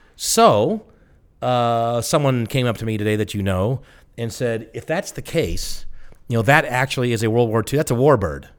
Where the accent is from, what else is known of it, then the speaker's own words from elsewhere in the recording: the South, United States; I'm from the South